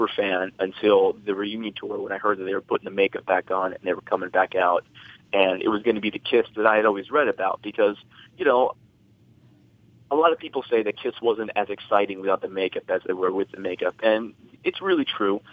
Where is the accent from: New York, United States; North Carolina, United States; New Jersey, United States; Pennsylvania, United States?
New Jersey, United States; I'm a New Jersey native. I was born and raised in New Jersey.